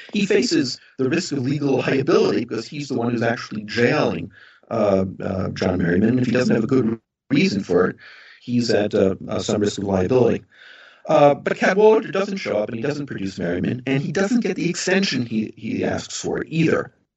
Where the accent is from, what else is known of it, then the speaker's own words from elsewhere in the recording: United States; moved away as an adult; now in Ireland; I'm an American. I'm an American trained legal academic. I, I live and teach in an Irish university